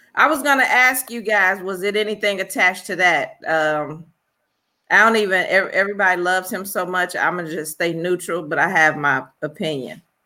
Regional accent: Chicago, Illinois, United States; I'm from Chicago

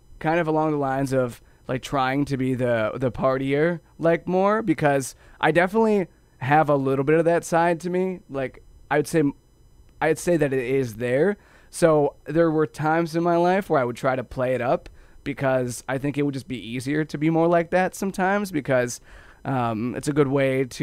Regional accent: Ohio, United States; I grew up in Ohio

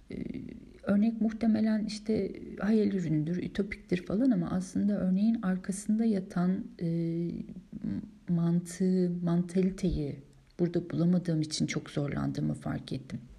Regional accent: Istanbul, Turkey; now in Germany; Ben hep İstanbul'da doğdum büyüdüm. Döneceğim yer İstanbul değil. Ege'ye karşı öyle bir hissiyatım var. Yok. Ee, Almanya'da kalma hissiyatım yok.

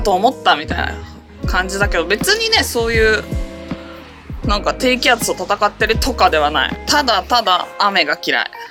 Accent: San'in, Japan; moved away; 地元山陰なんだけどさ1年の8割ぐらいが曇りか雨なのよ

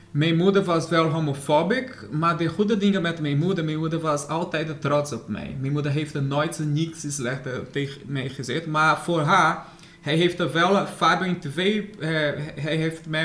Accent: Brazil; Dutch is a second language; moved away as an adult; now in Netherlands; Ja, ik was in Brazilië geboren. Ik ben, ik ben Nederlandse sinds, eh, Nederlander sinds 2015.

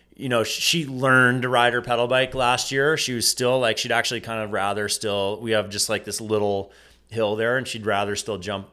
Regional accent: near Sugarloaf, Maine, United States; sugar loaf shaped me in so many ways and, you know, growing up just down the road

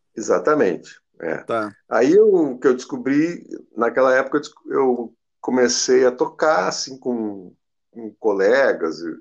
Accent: Porto Alegre, Rio Grande do Sul, Brazil; Eu fui criado aqui em Porto Alegre

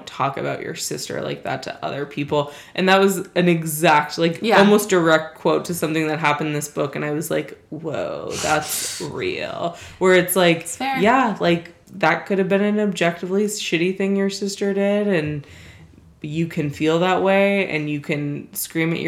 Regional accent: United States; I am American as fuck.

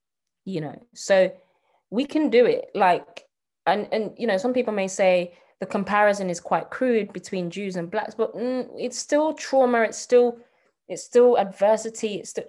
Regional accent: Nigeria; But, so for example, I'm Nigerian. Most Nigerians I talk to are super forward thinking.

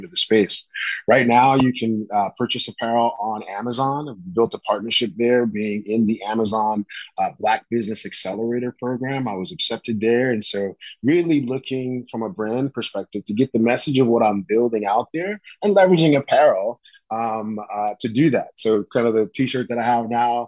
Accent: New York City, New York, United States; also born or lived in Netherlands; I'm from East Flatbush, Brooklyn

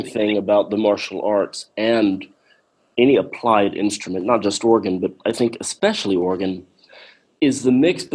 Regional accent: Talladega, Alabama, United States; First Baptist Church of Talladega, Alabama, my hometown

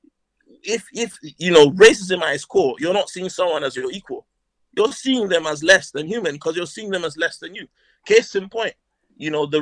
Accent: Northern Nigeria, Nigeria; now in England; I'm Nigerian. Not sure if you noticed. I've grown up in Northern Nigeria.

